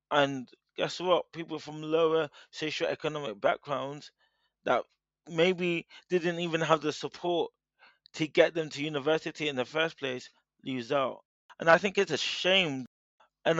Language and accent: English; United Kingdom; I'm a British-born Nigerian.